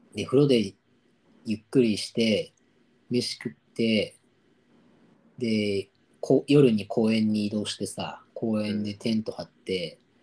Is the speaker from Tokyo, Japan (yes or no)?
yes; Tokyo, Japan; 俺の地元の千歳烏山の公民館でオードリーがライブをやったことがあったんだよ